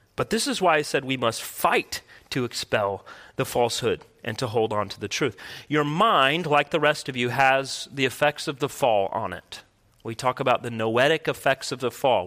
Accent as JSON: {"language": "English", "country": "United States", "said": "as American people"}